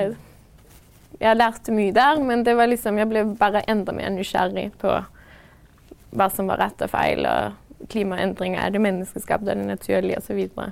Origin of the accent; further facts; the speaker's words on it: Denmark; moved away as an adult; now in Norway; da jeg var hjemme i Danmark